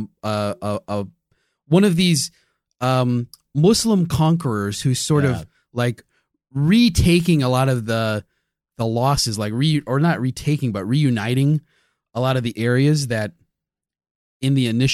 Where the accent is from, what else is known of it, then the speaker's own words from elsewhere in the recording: United States; As an American